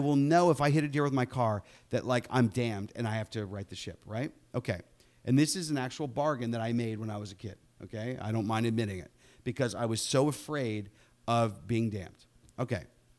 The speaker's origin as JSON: {"language": "English", "town": "Pittsburgh", "region": "Pennsylvania", "country": "United States", "tie": "born or raised there", "said": "Charlie was a combination of my own childhood growing up in Pittsburgh"}